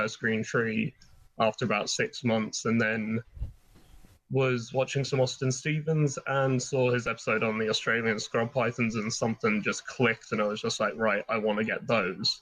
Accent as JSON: {"language": "English", "region": "England", "country": "United Kingdom", "tie": "born or raised there", "moved": "yes", "lives_now": "Ireland", "said": "as a kid growing up in England"}